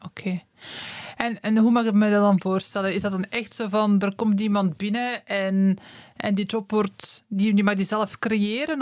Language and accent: Dutch; Werchter, Flanders, Belgium; ik ben van Werchter